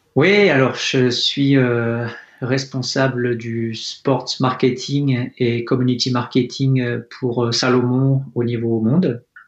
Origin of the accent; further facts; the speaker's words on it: Fontainebleau, Île-de-France, France; je suis né à Fontainebleau en Seine-et-Marne. Mhm. J'ai eu la chance de grandir euh, à côté euh, de la forêt de Poligny